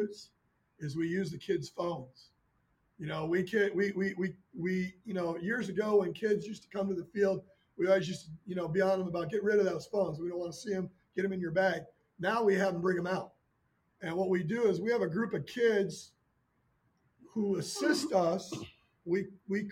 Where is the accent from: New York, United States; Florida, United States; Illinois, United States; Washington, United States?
Illinois, United States; Chicago; moved away; I'm from the Midwest. I'm from the Chicago area